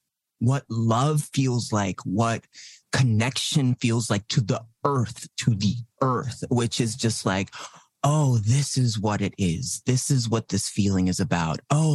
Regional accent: United States; I grew up in the States. So, like, I'm Puerto Rican. But, like, now I'm adamantly saying, like, yeah, no, I'm Puerto Ricano. I'm Boricua.

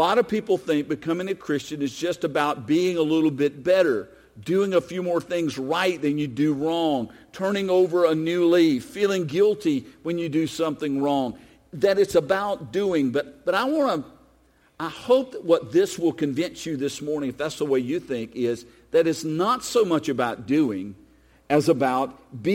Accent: United States; I'm an American. I was born here. My passport is from the United States of America.

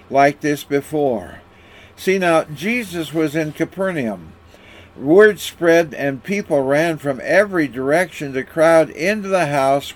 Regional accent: Walla Walla, Washington, United States; When I was growing up in Walla Walla, Washington

